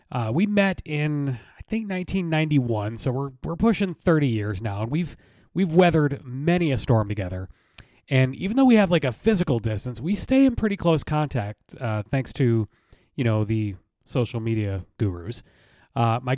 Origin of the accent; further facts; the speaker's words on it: Michigan, United States; moved away as an adult; now in Atlanta, United States; I grew up in Michigan, but, you know, I've lived in Atlanta, in the Atlanta area for getting close to 30 years